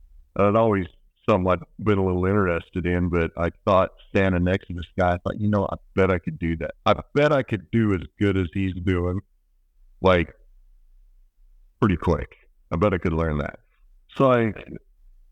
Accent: Manti, Utah, United States; I grew up farming down in Central Utah

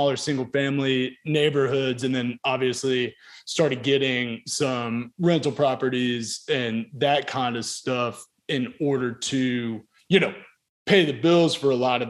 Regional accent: Charlotte, North Carolina, United States; now in Chattanooga, United States; So I grew up in Charlotte and moved to Chattanooga. So I'm based in Chattanooga

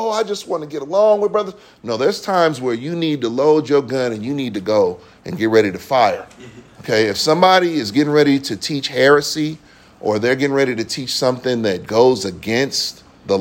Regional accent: Bay Area, California, United States; growing up in the Bay Area

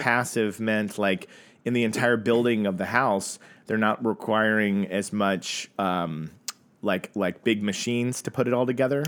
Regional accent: Tulsa, Oklahoma, United States; the year I was born in Tulsa, Oklahoma

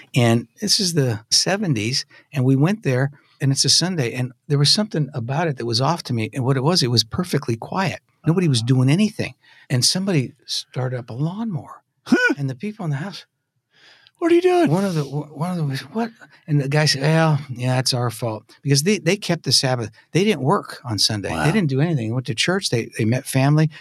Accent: Northern California, United States; I grew up in Northern California

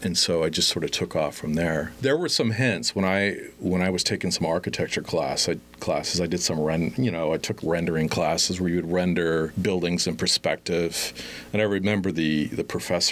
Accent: Las Vegas, Nevada, United States; also born or lived in Chapel Hill, North Carolina; born in Vegas

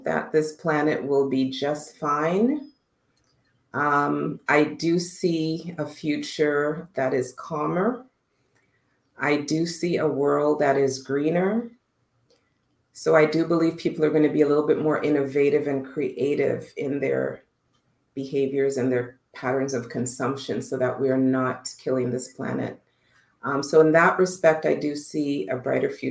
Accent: Canada; also born or lived in Costa Rica; I'm a Canadian gal, eh?

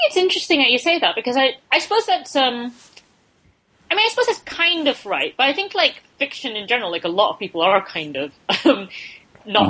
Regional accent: Malaysia; now in London, United Kingdom

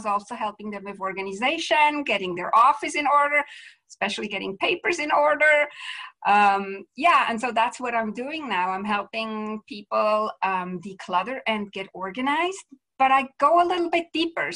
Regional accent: Switzerland; moved away as an adult; also born or lived in Vancouver area, Canada; now in Vancouver, Canada; I'm originally from Switzerland, but I live now in Canada, Western Canada, to be clear, in the Vancouver area.

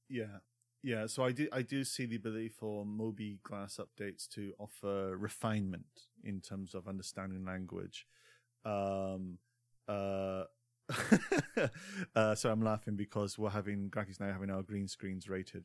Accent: Scotland, United Kingdom; growing up in Scotland

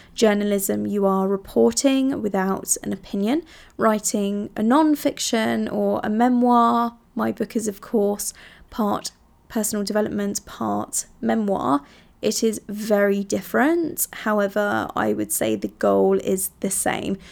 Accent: Italy; moved away; I grew up in Italy

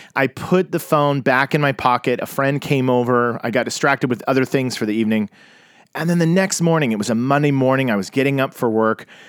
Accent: Tulsa, Oklahoma, United States; I grew up in Tulsa, Oklahoma, and I was in the Bible Belt

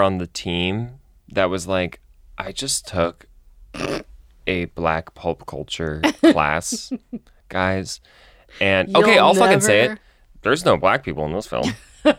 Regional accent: Colorado Springs, Colorado, United States; I grew up in Colorado Springs.

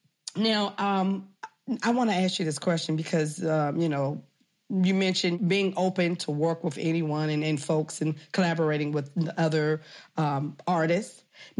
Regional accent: Jamaica; Yes, I'm a Jamaican. I'm always in Jamaica.

